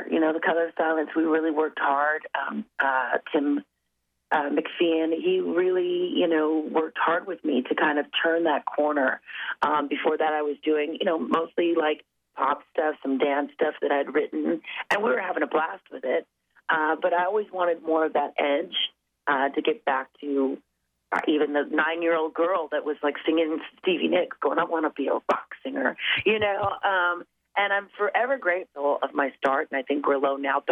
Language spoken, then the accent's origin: English; Los Angeles, California, United States; go back home to my hometown